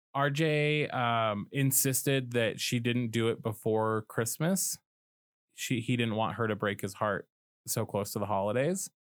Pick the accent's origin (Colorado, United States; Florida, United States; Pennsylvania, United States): Colorado, United States; Colorado, which is my home state